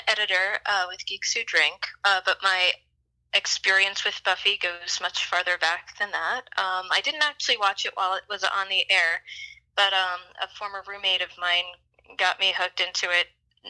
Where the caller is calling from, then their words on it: Greensboro, North Carolina, United States; I'm in Greensboro, North Carolina.